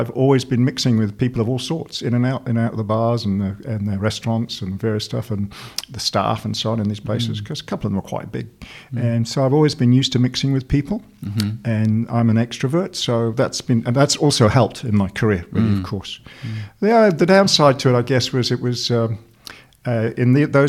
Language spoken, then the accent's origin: English; West Country, South West England, United Kingdom; also born or lived in Sheffield, Yorkshire / Oxford; Brought up mainly in the West Country in England